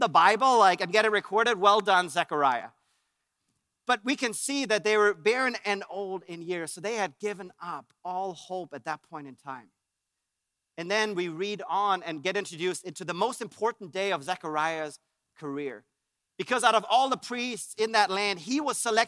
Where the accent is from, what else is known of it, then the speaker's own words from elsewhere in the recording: Germany; moved away; I'm from Germany. And in Germany, we had our own little Christmas traditions